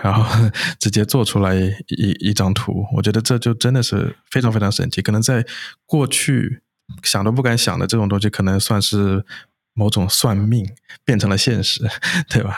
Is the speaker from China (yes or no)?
yes; China; moved away as an adult; also born or lived in United States; 我本身是在国内，就是土生土长长大的嘛